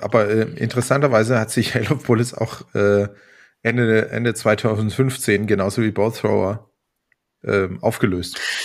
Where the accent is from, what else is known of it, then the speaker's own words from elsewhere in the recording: Karlsruhe, Baden-Württemberg, Germany; aus meiner Heimat Karlsruhe